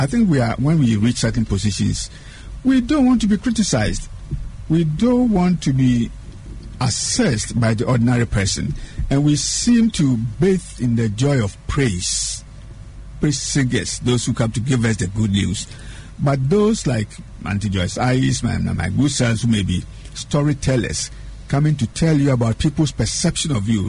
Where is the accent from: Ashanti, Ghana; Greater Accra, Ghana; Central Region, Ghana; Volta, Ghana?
Central Region, Ghana; Aguna; Just drive from Winneba Junction through Swedru to my hometown, the little village of Aguna, Duyakwa, Tursaba.